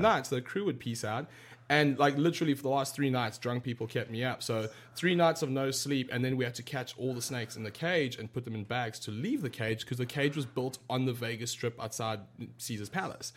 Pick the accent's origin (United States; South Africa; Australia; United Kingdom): South Africa; I grew up in South Africa